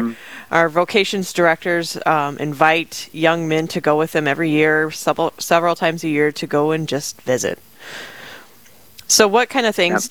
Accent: Rapid City, South Dakota, United States; now in Sioux Falls, United States; I'm originally from Rapid City, South Dakota

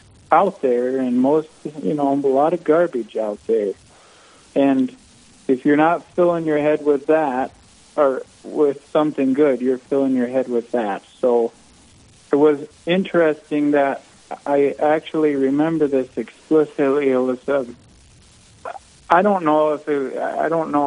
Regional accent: Western South Dakota, United States; I was raised in Western South Dakota also, so I'm local to the diocese

